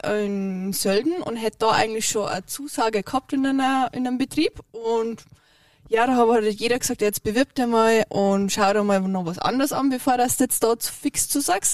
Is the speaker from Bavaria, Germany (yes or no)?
yes; Bavaria, Germany; now in Leogang, Austria; ich bin kein Deutscher, ich bin Bayern